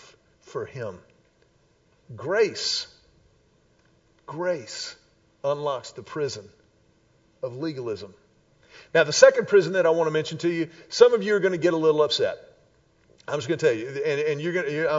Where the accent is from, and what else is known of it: Houston, Texas, United States; born or raised there; also born or lived in Austin